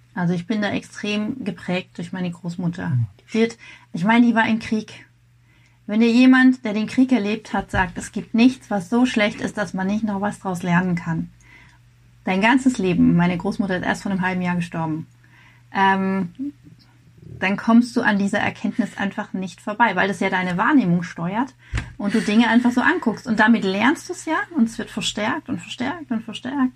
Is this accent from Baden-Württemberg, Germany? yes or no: yes; Rheinfelden, Baden-Württemberg, Germany; also born or lived in Grenzach-Wyhlen; ich komme hier aus, äh, aus dem Südwesten bin in Rheinfelden geboren und habe es zwei Dörfer weiter geschafft bis nach Grenzachwil.